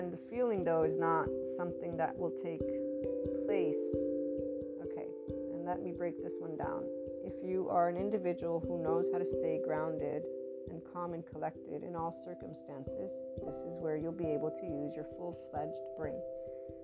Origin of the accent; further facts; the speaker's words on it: United States; As an American